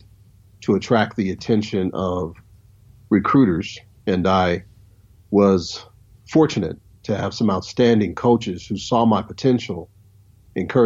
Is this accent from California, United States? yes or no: yes; Long Beach, California, United States; moved away as an adult; also born or lived in Compton, California / Mountain Home, Idaho; I was born in Long Beach, California, 1973, Memorial Hospital. I lived in Long Beach, California, all the way up until I was about 18